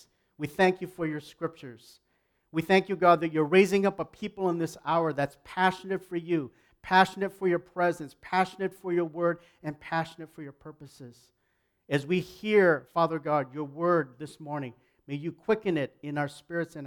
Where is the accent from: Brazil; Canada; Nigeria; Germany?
Canada